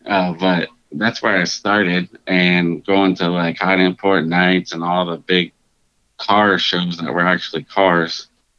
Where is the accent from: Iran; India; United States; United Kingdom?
United States; Sarasota, Florida; also born or lived in North Port, Florida / Charlotte County, Florida; I grew up, I was born and raised in Sarasota, Florida, lived in Northport, Florida, up until middle school, moved into Charlotte County right next to Sarasota County, and lived here ever since.